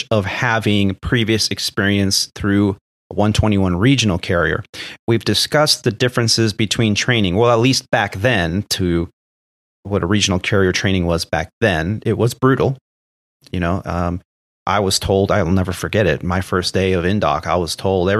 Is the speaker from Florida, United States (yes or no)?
no; California, United States; also born or lived in Arizona; I'm from California. I live in Southern California.